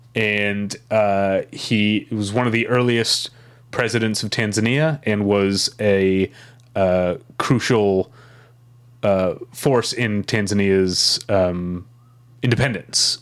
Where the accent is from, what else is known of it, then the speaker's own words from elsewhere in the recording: St. Louis, Missouri, United States; I'm from Saint Louis